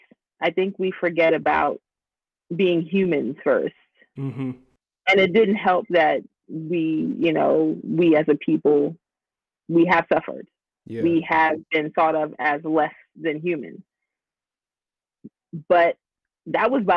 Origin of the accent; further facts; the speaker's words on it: Washington, District of Columbia, United States; moved away as an adult; also born or lived in North Carolina; now in Atlanta, United States; I grew up in the Washington, D.C. area